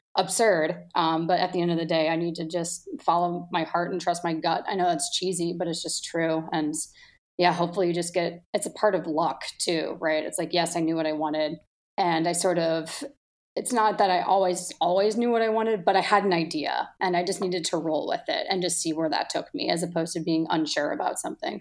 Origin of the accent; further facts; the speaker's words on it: Milwaukee, Wisconsin, United States; moved away as an adult; now in Chicago, United States; I grew up in Milwaukee, definitely blue collar, beer town